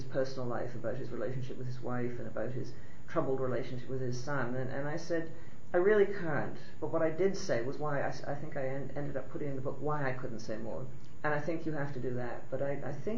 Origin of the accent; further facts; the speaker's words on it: Canada; I'm a woman, a Canadian